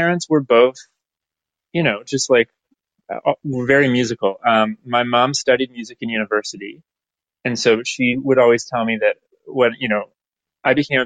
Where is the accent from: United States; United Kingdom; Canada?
Canada; Aurora, Ontario; also born or lived in Toronto, Ontario; now in Orillia, Canada; I was born in Toronto, but then I spent all my formative years in Aurora, Ontario, which is a suburb.